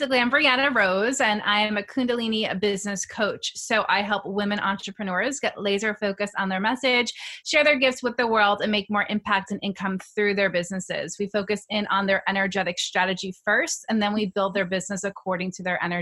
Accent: New York, United States; I'm from New York, native New Yorker

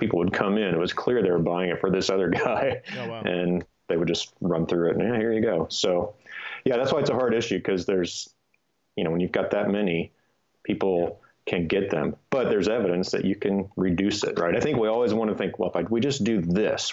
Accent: Kansas, United States; moved away as an adult; also born or lived in Los Angeles, California / Boulder, Colorado; And I grew up in Kansas, so I'm sort of used to that. But then I moved because of school to LA and then Boulder, Colorado

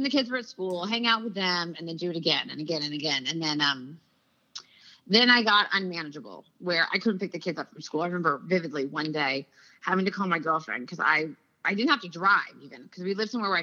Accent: California, United States; moved away as an adult; also born or lived in Washington, D.C.; I'm from California, and, like, winter isn't a season.

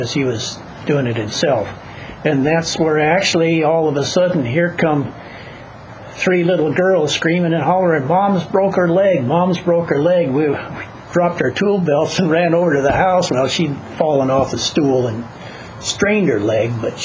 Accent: North Dakota, United States; now in Los Angeles County, United States; I was born in North Dakota, and I know that area well enough

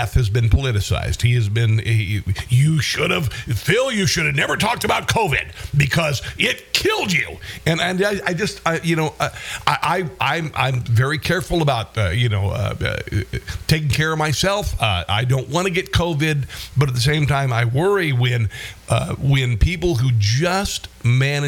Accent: Iowa, United States; my home state of Iowa

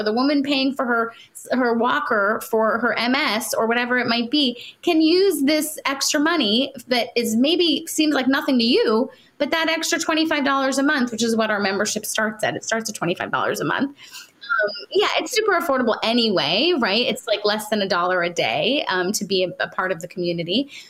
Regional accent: India

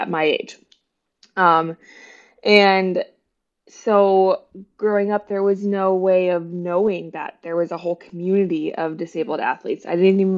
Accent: West Virginia and then Ohio, Midwest, United States; moved away as an adult; now in Bloomington, United States; I grew up in West Virginia and then Ohio, and it was a small town

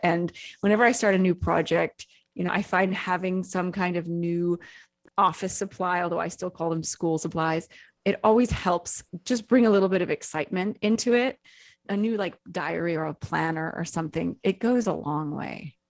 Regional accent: Seattle, Washington, United States; moved away; I'm from Seattle

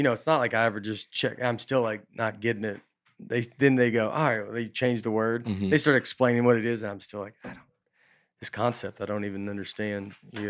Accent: the South, United States; no, I'm from the South, like too, but it's like, it's not that South

